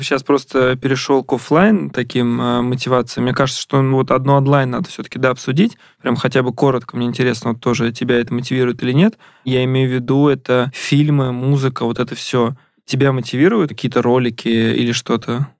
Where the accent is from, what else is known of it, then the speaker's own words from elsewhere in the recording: Ramenskoye, Moscow Oblast, Russia; moved away; я сам из Раменского